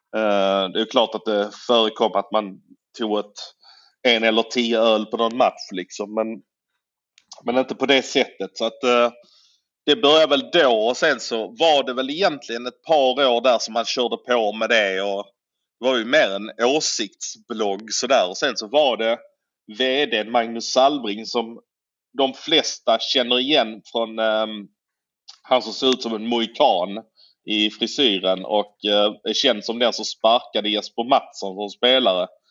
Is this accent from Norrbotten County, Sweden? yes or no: no; Malmö, Skåne, Sweden; jag är ju född i Malmö. Jag har alltid varit Malmöbo.